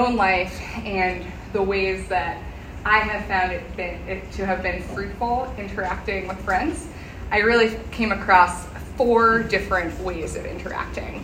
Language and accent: English; Northeast, United States; moved away; I'm from the Northeast, and there is a very high population of Jews who live in the North